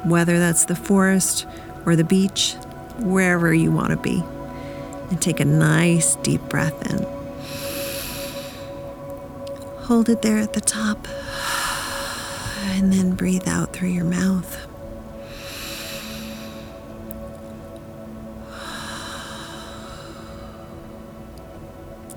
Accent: Wisconsin, United States; moved away; also born or lived in Nashville; I grew up in Wisconsin

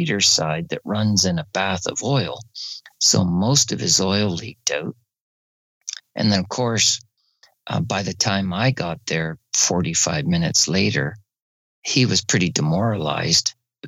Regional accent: Barrie, Ontario, Canada; I'm from Barrie, Ontario, Canada, and I'm a motorcycle instructor

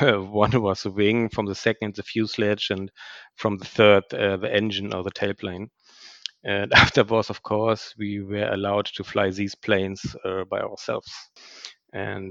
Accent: former GDR, East Germany, Germany; So I grew up in the former GDR at a time when Germany was still divided.

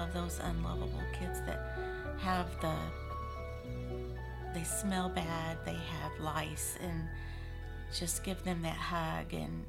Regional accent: Missouri, United States; I grew up in Missouri.

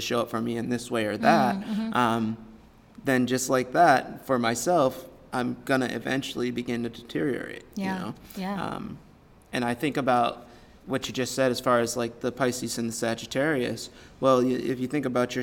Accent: United States; as an American male

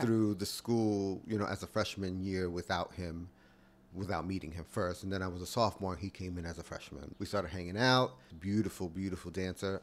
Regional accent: New York, United States; I grew up in New York, uh, on the Lower East Side with my mom and my dad and my sister

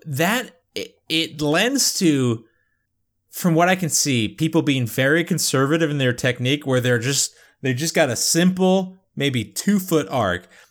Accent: United Kingdom; I'm British

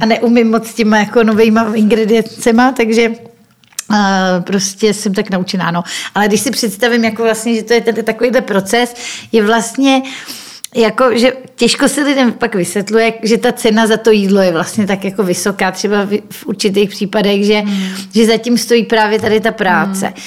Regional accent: Czechia

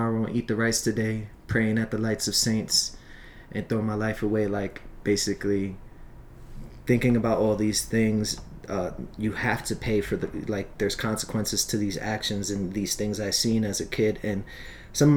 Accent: Long Island, New York, United States; also born or lived in Brooklyn, New York; I was born in Brooklyn, and then I was raised in Long Island

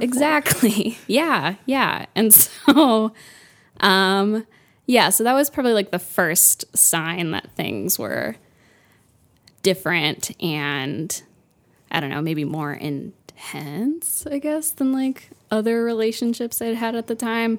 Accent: Fort Lauderdale, Florida, United States; also born or lived in Pompano Beach, Florida; I'm from Florida

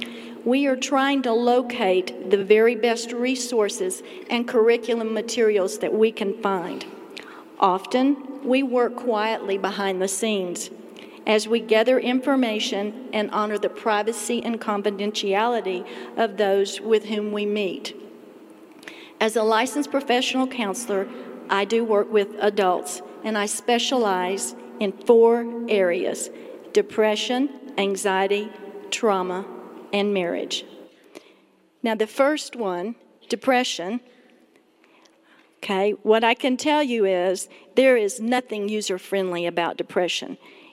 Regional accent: Texas, United States; now in Colorado Springs, United States; We had just moved to Colorado Springs from Texas. Now, I know my accent sounds like I'm from New York City, but, you know, I really am from Texas, and so good to be here.

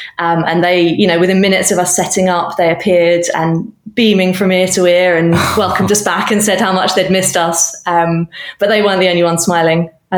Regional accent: United Kingdom; now in Canada; So earlier that year, I was relocating from the UK. I probably can tell by now that my accent is not that of a Canadian national.

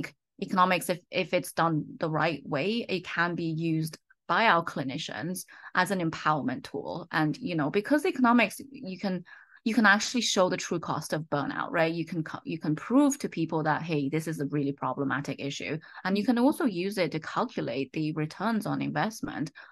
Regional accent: United Kingdom; accent: slight British; moved away as an adult; also born or lived in Oxford, United Kingdom; now in United States; You may have guessed that from my slight British accent, I grew up in the UK

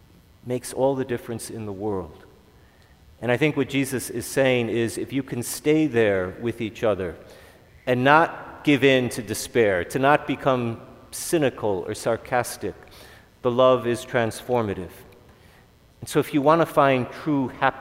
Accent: Chicago, Illinois, United States; I'm from Chicago

